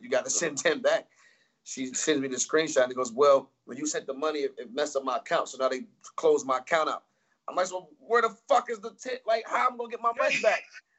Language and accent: English; Atlanta, Georgia, United States; I'm from Atlanta.